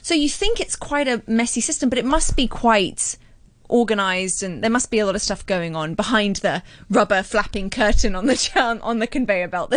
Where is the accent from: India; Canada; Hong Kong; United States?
Hong Kong; I was brought up in Hong Kong